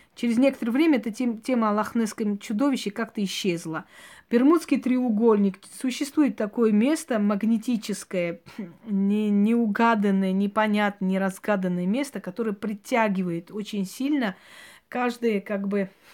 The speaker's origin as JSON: {"language": "Russian", "country": "Georgia", "tie": "born or raised there", "moved": "yes", "said": "Вот у нас, например, на, родине, где я родилась, в Грузии, наше село прям рядом со спящим вулканом"}